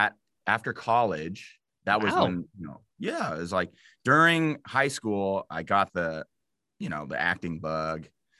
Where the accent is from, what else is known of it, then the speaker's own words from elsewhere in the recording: Los Angeles, California, United States; also born or lived in Illinois; I am from